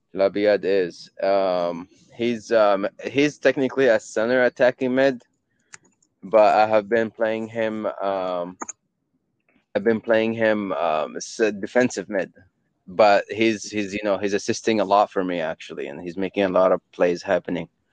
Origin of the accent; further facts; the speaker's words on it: Yemen; I'm from Yemen